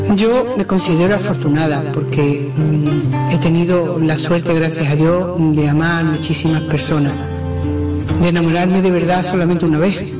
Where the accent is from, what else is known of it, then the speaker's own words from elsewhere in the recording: San Juan del Puerto, Andalusia, Spain; Nací en San Juan del Puerto, Huelva.